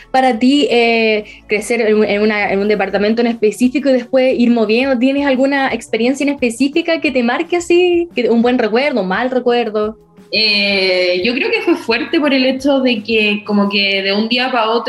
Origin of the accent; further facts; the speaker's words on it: Concepción, Biobío, Chile; Conce, penquista total. Penquista total, hasta la muerte.